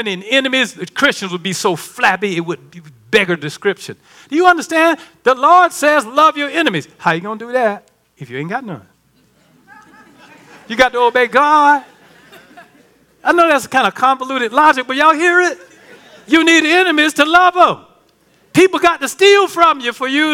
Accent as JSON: {"language": "English", "town": "Baxley", "region": "Georgia", "country": "United States", "moved": "yes", "said": "I'm from Baxley"}